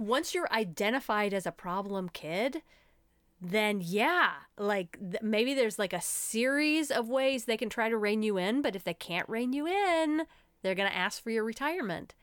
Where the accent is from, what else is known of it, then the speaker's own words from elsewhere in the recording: United States; As American women